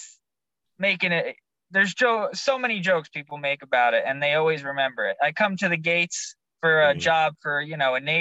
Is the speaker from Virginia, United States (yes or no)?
no; Nutley, New Jersey, United States; also born or lived in Long Valley, New Jersey / Santa Cruz, California; now in Naples, United States; I was born in New Jersey